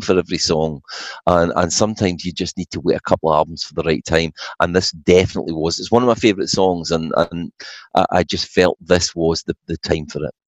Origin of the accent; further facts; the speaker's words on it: Falkirk, Scotland, United Kingdom; moved away; my hometown of Falkirk